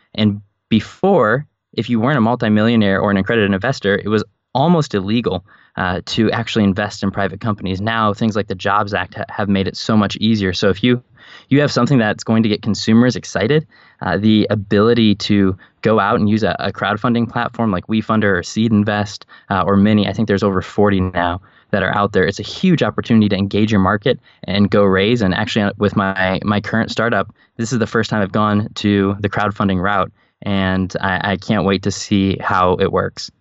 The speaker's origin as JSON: {"language": "English", "town": "Chicago", "region": "Illinois", "country": "United States", "tie": "born or raised there", "also_born_or_lived": "Scranton, Pennsylvania", "said": "I was raised in the suburbs of Chicago and considered that home, I was not born there"}